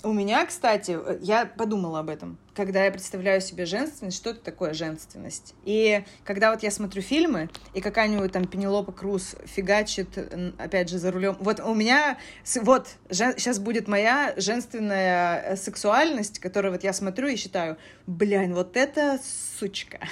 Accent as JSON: {"language": "Russian", "town": "Koryazhma", "region": "Arkhangelsk Oblast", "country": "Russia", "moved": "yes", "lives_now": "Moscow, Russia", "said": "я из Коряжмы"}